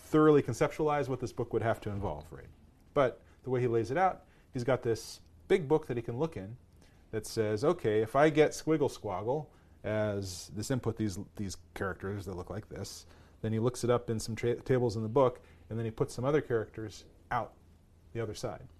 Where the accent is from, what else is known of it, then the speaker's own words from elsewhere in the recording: Thousand Oaks, California, United States; also born or lived in Boston, Massachusetts / Waltham, Massachusetts; we moved out to Thousand Oaks, California, out, uh, suburb L